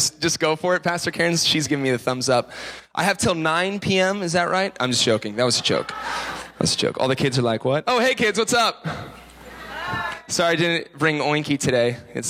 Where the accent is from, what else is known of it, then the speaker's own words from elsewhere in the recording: Tulsa, Oklahoma, United States; moved around to Tulsa, Oklahoma. My family moved there so my dad could become a children's pastor. So I grew up in Oklahoma.